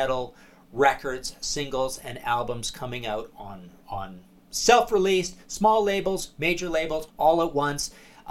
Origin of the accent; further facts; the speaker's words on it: Trail, British Columbia, Canada; I came from Trail, BC